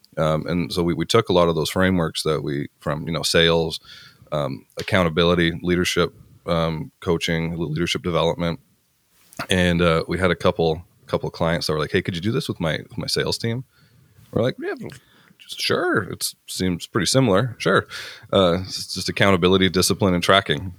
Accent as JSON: {"language": "English", "country": "Canada", "tie": "born or raised there", "said": "I grew up small town. I'm actually from Canada, I'm farm kid in Canada"}